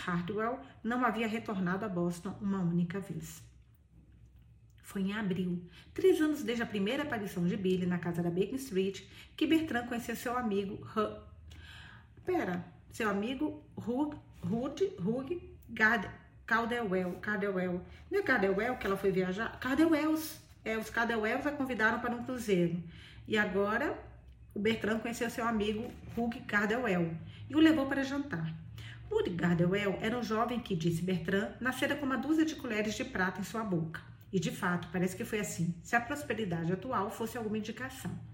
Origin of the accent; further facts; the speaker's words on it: near Bahia, Minas Gerais, Brazil; eu sou baiana. Baiana não, sou de Minas, perto da Bahia